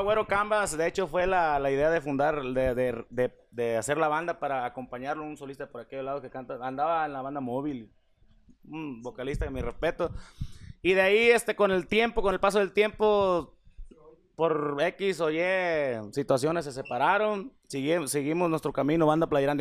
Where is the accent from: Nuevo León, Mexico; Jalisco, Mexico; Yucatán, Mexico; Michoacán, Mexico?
Jalisco, Mexico; Puerto Vallarta; yo soy de Puerto Vallarta